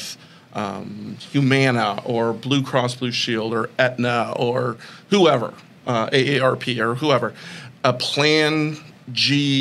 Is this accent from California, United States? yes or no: yes; Glendale, California, United States; moved away as an adult; now in Arizona, United States; I grew up in Glendale, California